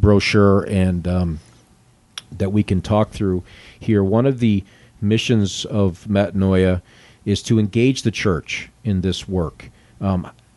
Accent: Western New York, United States; I grew up in Western New York

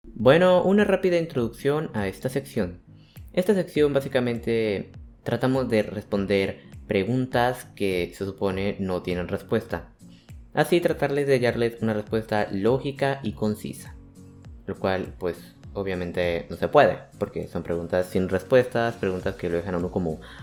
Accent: Santander, Colombia; vivo en Colombia, Santander para ser precisos, o sea, soy un cachaco

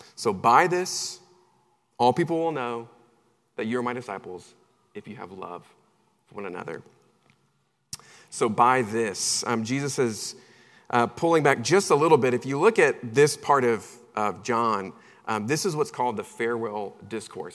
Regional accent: Charlotte, North Carolina, United States; moved away; I'm originally from Charlotte, North Carolina

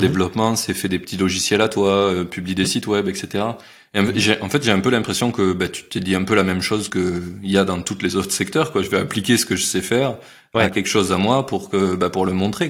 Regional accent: Carcassonne, Occitania, France; je viens de Carcassonne

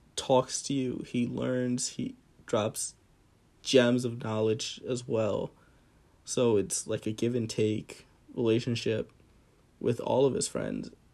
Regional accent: central New Jersey, United States; grew up in Jersey, uh, very central Jersey

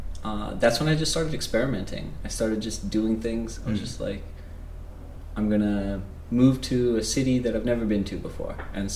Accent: Midwest, United States; You know, I grew up in the Midwest. I grew up in a suburb of a big city.

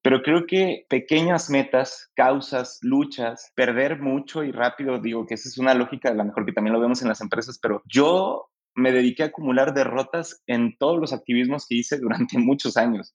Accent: Mexico; nuestro país

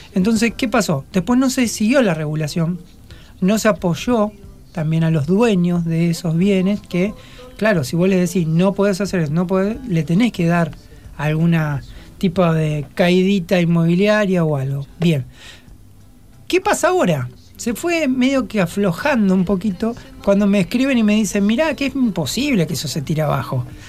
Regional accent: Rosario, Santa Fe, Argentina; lo que somos nosotros los rosarinos, con el querer de esta ciudad

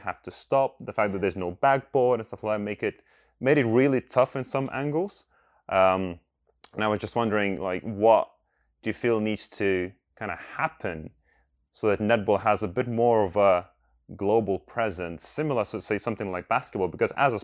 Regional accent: Lithuania; now in United Kingdom; I'm an immigrant in this country and I come from Lithuania

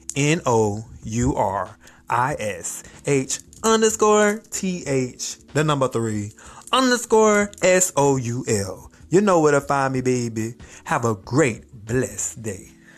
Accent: Miami, Florida, United States; also born or lived in Hawaii; I'm from Miami

